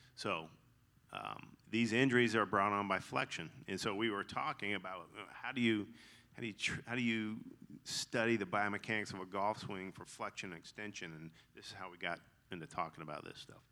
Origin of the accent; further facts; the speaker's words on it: Augusta, Georgia, United States; accent: twang; I grew up in Augusta